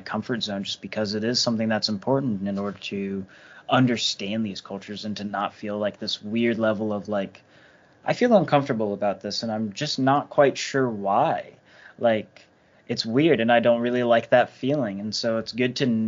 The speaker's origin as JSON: {"language": "English", "country": "United States", "said": "I'm an American"}